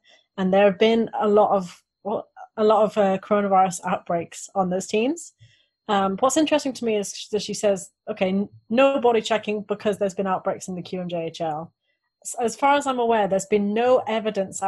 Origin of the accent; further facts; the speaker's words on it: Wales, United Kingdom; I grew up in Wales